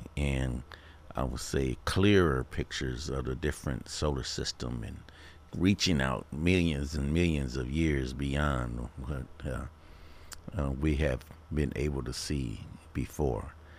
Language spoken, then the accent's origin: English; Illinois, United States; now in Phoenix, United States; As a child growing up in Illinois